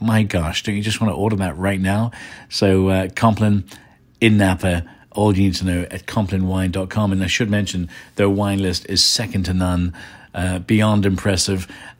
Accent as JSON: {"language": "English", "country": "Ireland", "tie": "born or raised there", "also_born_or_lived": "England", "said": "When I was a kid growing up in Ireland and England, BBC Radio 1 was my station."}